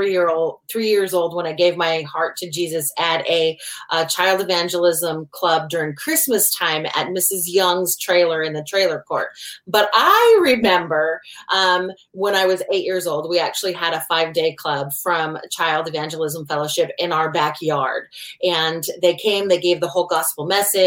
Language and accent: English; Oregon, United States; moved away as an adult; also born or lived in Washington; I grew up in Oregon, and he moved us out of state to the state of Washington.